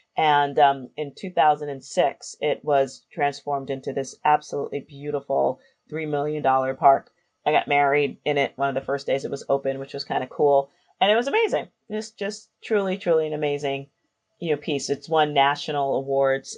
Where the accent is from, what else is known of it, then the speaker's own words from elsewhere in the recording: New York City, New York, United States; I grew up in the South Bronx in New York City, a little neighborhood called Hunts Point.